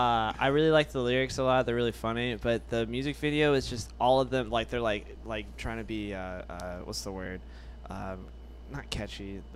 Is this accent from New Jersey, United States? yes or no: no; Kentucky, United States; I'm just from Kentucky. It's where we talk.